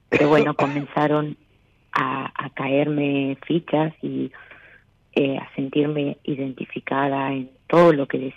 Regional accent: Laprida, Buenos Aires, Argentina; now in Necochea, Argentina; Eh, no, nací en La Prida eh, y a los 12 años me vine a vivir acá.

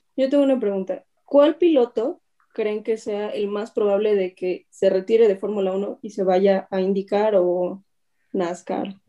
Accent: Mexico; Como cualquier mexicano

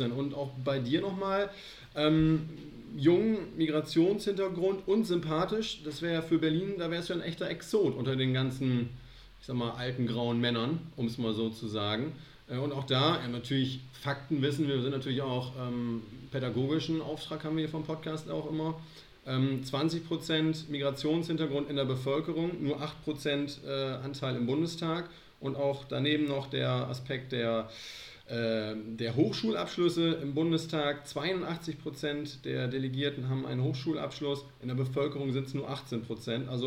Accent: Italy; now in Osnabrück, Germany; zum Glück komme ich ja aus den Dolomiten

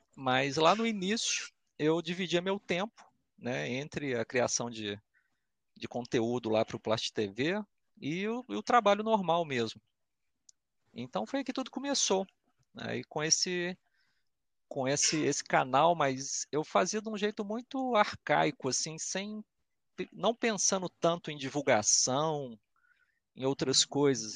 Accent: Belo Horizonte, Minas Gerais, Brazil; accent: belo-horizontino / mineirês; Nascido e criado aqui em é, Belo então. Horizonte, capital mesmo

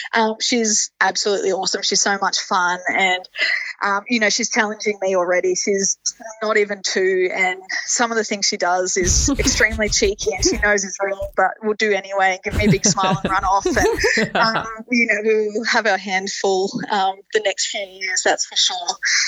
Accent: Roma, Queensland, Australia; So I guess my journey started in Roma. And, I grew up in a family that loved all kind of sports.

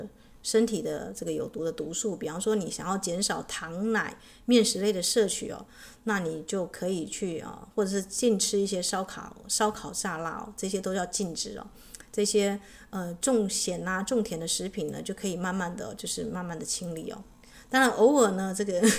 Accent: China; 那我们知道地水火风，我们中国人会加一个什么？就是这个木的元素，对不对？

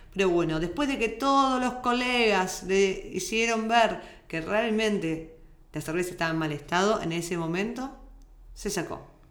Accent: Argentina; moved away; Somos argentinas, tratamos de hablar neutro, no lo logramos nunca

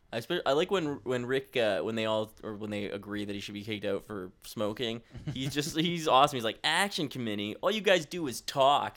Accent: Ontario, Canada; I grew up in Ontario

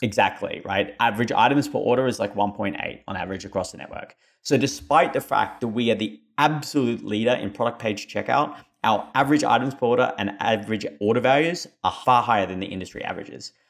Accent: Australia; moved away; my funny accent, I am Australian

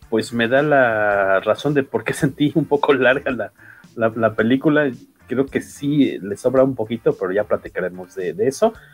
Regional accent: Mexico; soy mexicano

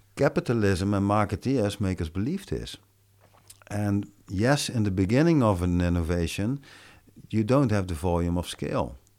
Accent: Netherlands; I'm from Belanda

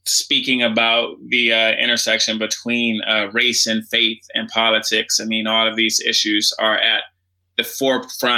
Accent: Washington, District of Columbia, United States; I grew up in Washington, D.C.

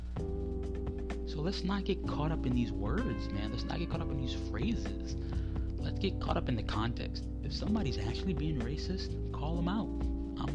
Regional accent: New Orleans, Louisiana, United States; I'm from New Orleans

